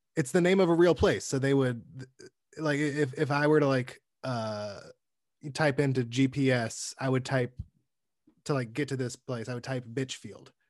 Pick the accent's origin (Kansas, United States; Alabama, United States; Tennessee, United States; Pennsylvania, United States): Alabama, United States; moved away; I'm from Alabama originally